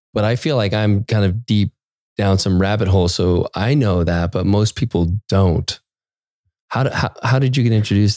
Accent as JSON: {"language": "English", "region": "Maine", "country": "United States", "tie": "born or raised there", "said": "I grew up in Maine"}